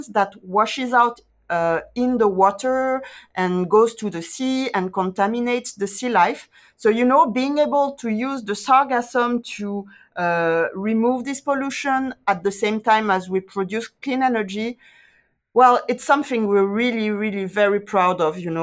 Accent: Guadeloupe; I'm from Guadeloupe

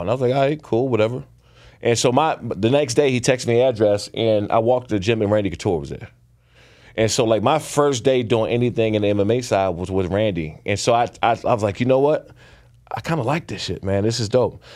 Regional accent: Prince George's County, Maryland, United States; I grew up boxing. I'm from Prince George's County, Maryland

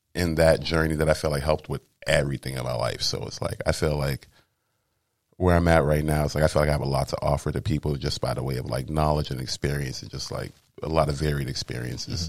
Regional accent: Cambridge, Massachusetts, United States; I'm from Cambridge, Mass.

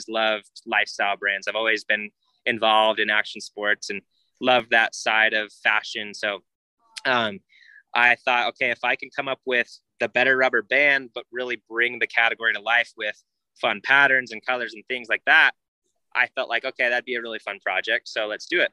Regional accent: Arizona, United States; moved away; I grew up in Arizona

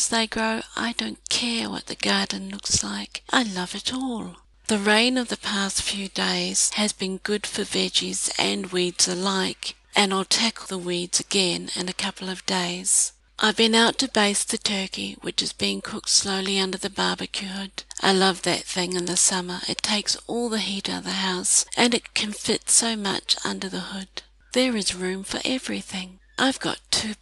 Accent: New Zealand; As a New Zealander

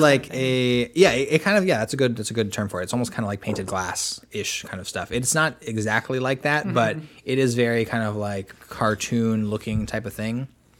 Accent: New York, United States; but I'm from New York

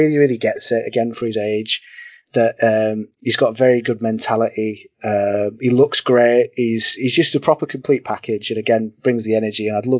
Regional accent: Hull, Yorkshire and the Humber, United Kingdom; So yes, I'm from Hull.

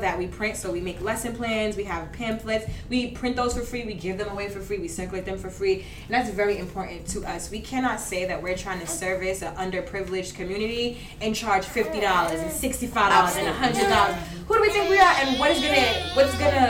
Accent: Jamaica; now in New York, United States; I'm Jamaican

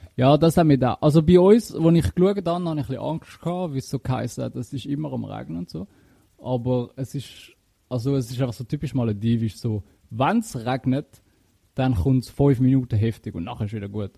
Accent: Switzerland; bei uns in der Schweiz

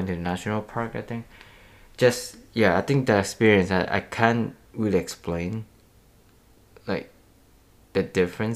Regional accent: Indonesia; moved away; I'm actually from Indonesia

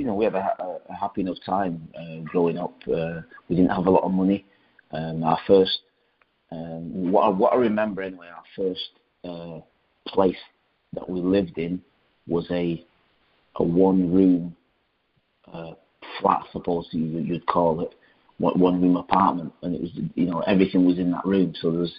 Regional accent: Rochdale, North West England, United Kingdom; Initially it was myself, my brother, who's a year older, my mum, my dad, and I was a working man's place. It was a nice little place, small town.

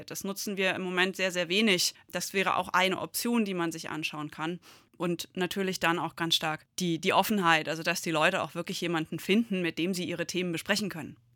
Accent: Gundernhausen, Hesse, Germany; Also ich bin hier aufgewachsen, ich bin in Gundernhausen geboren, zur Schule gegangen

